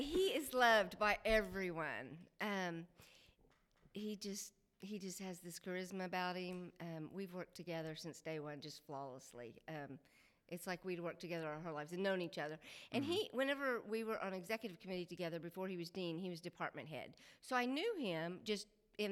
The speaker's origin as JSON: {"language": "English", "town": "Oklahoma City", "region": "Oklahoma", "country": "United States", "tie": "born or raised there", "also_born_or_lived": "Stillwater, Oklahoma", "moved": "yes", "said": "I grew up in Oklahoma City"}